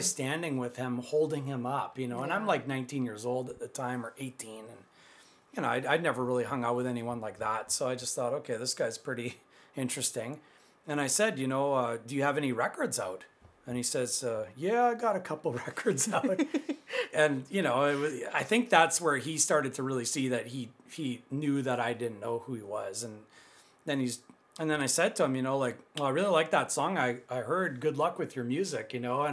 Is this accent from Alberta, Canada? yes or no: no; Pinawa, Manitoba, Canada; I'm from Pinawa, Manitoba, close to Winnipeg